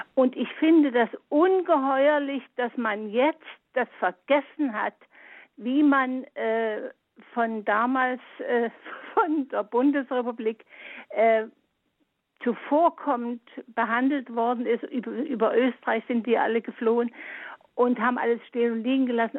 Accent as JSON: {"language": "German", "region": "Saxony", "country": "Germany", "also_born_or_lived": "Munich", "said": "ich bin ja also auch aus Sachsen, ich bin nicht hier weggegangen"}